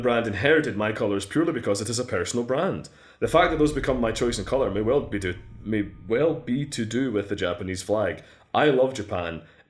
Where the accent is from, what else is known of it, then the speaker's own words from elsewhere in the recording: Scotland, United Kingdom; Yeah, like, I'm Scottish, but like, of your clan, it's a whole other fucking mess.